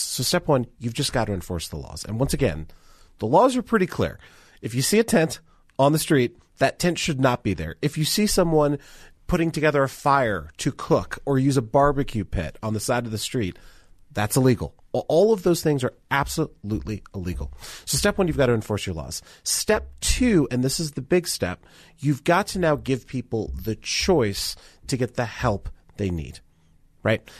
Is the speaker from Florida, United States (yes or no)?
no; Denver, Colorado, United States; Growing up in Denver